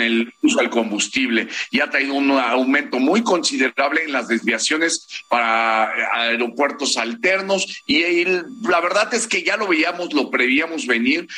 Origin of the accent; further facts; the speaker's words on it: Mexico; como pilotos mexicanos